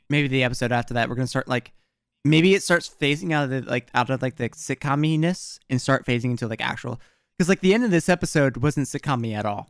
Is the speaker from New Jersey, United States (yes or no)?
yes; New Jersey, United States; I'm from South Jersey, but I'm from New Jersey